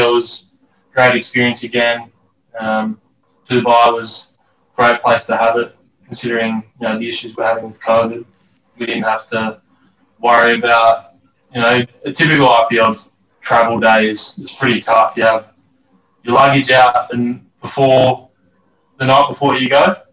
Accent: Australia; as Australian cricketer

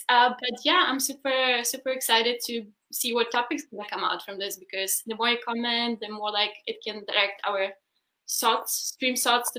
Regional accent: Berlin, Germany; Oh, I'm from Berlin.

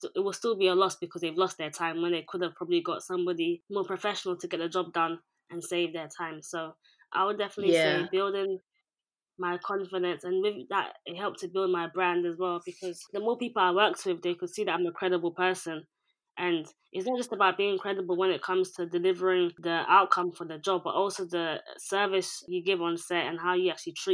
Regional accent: Ghana; now in London, United Kingdom; I'm Ghanaian, based in London

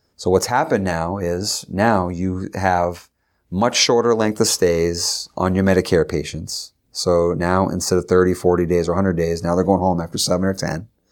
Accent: Derry, New Hampshire, United States; also born or lived in Concord, New Hampshire; I was from Derry

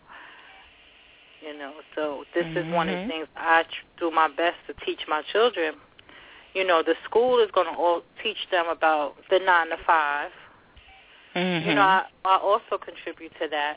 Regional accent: New York City, New York, United States; also born or lived in Long Island City, New York / Jersey City, New Jersey; now in New York, United States; My home city, my hometown is Long Island City, New York. Raised in the Bronx and adopted by Jersey City, New Jersey.

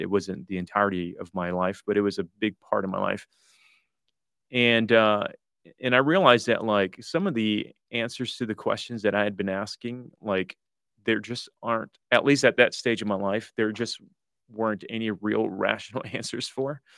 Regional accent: Detroit, Michigan, United States; moved away as an adult; also born or lived in Toronto; all my grade school years, high school years, um, was there

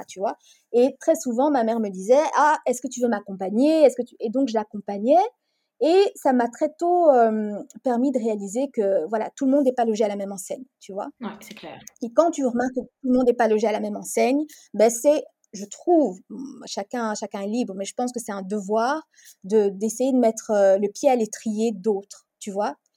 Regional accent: Brussels, Brussels-Capital Region, Belgium; also born or lived in Congo; j'ai grandi, j'ai vécu la majorité de ma vie en Belgique, à Bruxelles. Je suis née à Bruxelles, mais j'ai vécu quelques années de ma vie au Congo également.

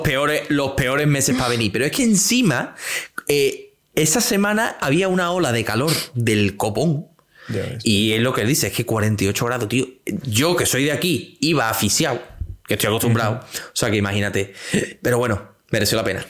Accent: Seville area, Andalusia, Spain; accent: Andalusian; aquí en la zona de Sevilla, cuando la S y la T van juntas, pues solemos como lanzarla un poquito

